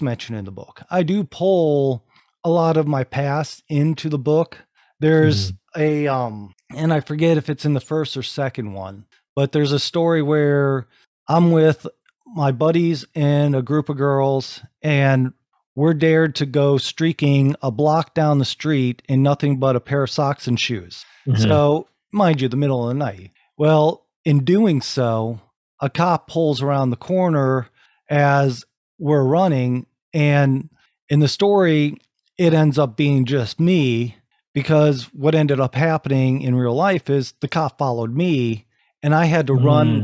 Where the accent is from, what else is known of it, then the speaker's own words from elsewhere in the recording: Rising Sun, Ohio, United States; moved away; back in my hometown, back in my actual family property